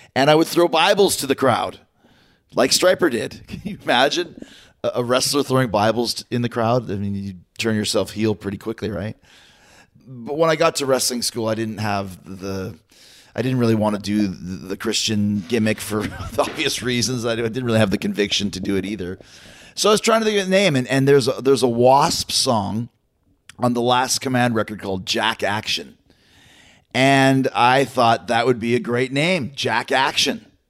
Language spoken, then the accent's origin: English; Winnipeg, Manitoba, Canada; I'm from Winnipeg, Manitoba, I'm proud of it